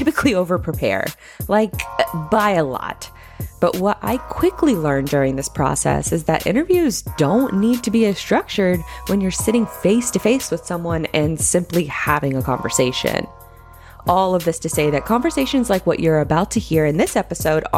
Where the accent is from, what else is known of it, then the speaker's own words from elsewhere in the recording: Jacksonville, Florida, United States; we're both from Jacksonville, Florida